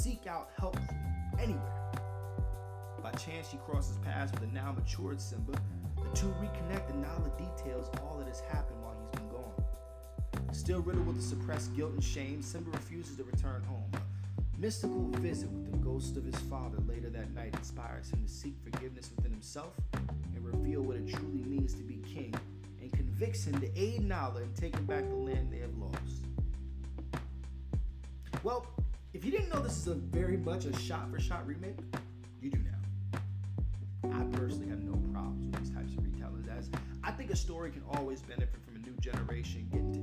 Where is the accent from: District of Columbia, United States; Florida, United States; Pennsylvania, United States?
Florida, United States; Miami; I grew up in Miami, just a few hours away from Orlando